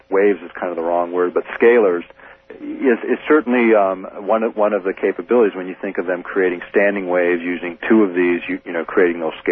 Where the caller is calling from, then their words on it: Fairbanks, Alaska, United States; I'm calling from Fairbanks.